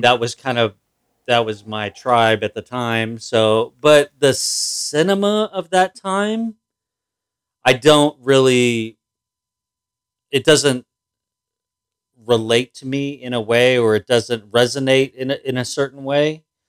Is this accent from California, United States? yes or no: yes; outside Los Angeles, California, United States; I didn't grow up in L A. I grew up outside